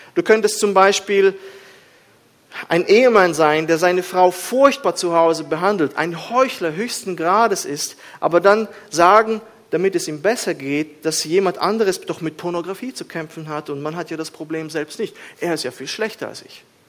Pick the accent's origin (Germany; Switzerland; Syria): Switzerland